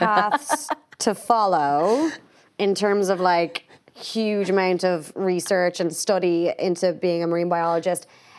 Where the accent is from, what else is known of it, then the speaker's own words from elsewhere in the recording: Portmarnock, Leinster, Ireland; I'm from Port Marnock, so I'm right there by the sea.